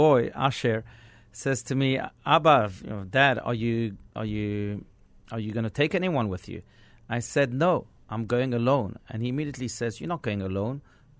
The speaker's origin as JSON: {"language": "English", "country": "France", "tie": "born or raised there", "also_born_or_lived": "South Africa / Israel", "lives_now": "United States", "said": "I grew up in France, I grew up in South Africa and in Israel, and when I came to America, I started to look at things differently"}